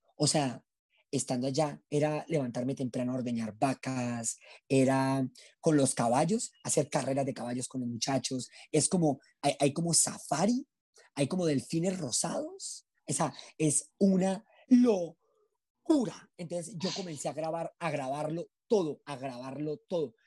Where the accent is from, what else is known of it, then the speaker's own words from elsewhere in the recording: Colombia; terminé pasando por todo mi país